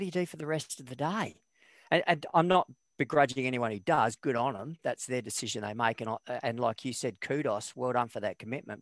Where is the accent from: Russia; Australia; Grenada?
Australia; Western Australia; I, went through high school. I bombed out in year 12. So I repeated year 12, got back in, got the grades, got into, got into what back was known back then as West Australian College of Advanced Education